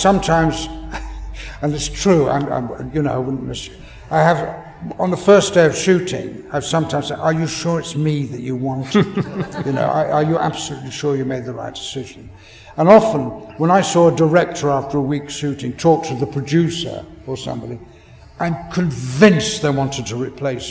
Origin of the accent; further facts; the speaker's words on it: England, United Kingdom; as an Englishman